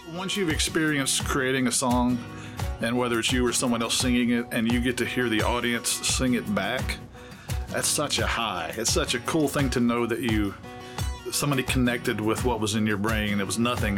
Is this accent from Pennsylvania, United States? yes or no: no; Memphis, Tennessee, United States; also born or lived in Grandview, Texas; now in Nashville, United States; I moved from Memphis by way of Texas, but I grew up in, in Memphis.